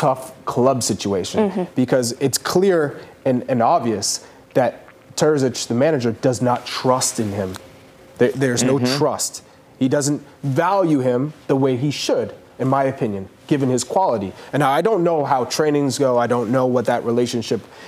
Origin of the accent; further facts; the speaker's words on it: United States; as an American